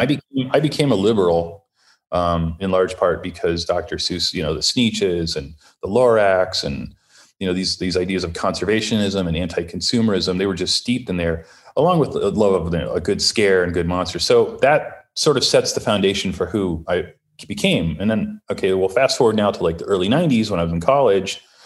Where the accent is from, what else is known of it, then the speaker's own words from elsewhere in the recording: Ohio, United States; now in Los Angeles, United States; I'm the youngest of six, and I grew up in Ohio